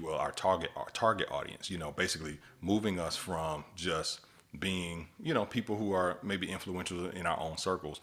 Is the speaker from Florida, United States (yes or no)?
yes; Miami, Florida, United States; we boys from, from, from Miami, Florida